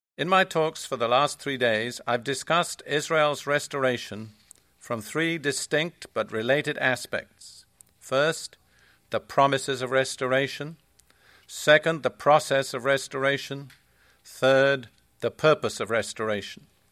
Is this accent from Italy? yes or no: no; United Kingdom; also born or lived in Palestine; now in United States; I am British